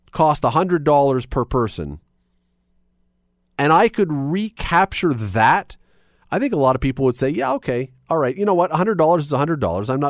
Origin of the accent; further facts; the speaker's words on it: Canada; it was two weeks of the greatest weeks of being a Canadian.